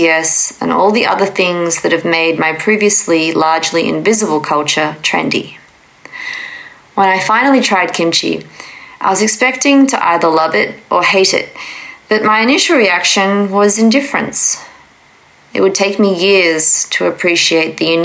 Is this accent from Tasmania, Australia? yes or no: yes; Tasmania, Australia; also born or lived in Jeonju, South Korea; now in Seoul, South Korea; born in Jeonju, Korea, and adopted to a small town in Tasmania, Australia, and I currently reside in Seoul, Korea. I was 3.5 when I was adopted.